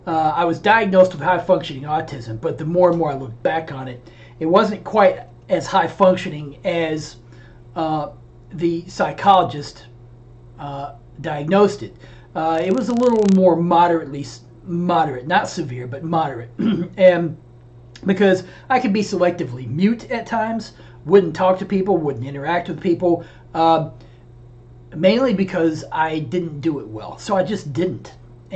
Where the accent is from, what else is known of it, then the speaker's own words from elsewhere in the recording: the South, United States; And growing up in the South, the Southern Baptist Convention is actually the largest evangelical denomination, or at least it had been.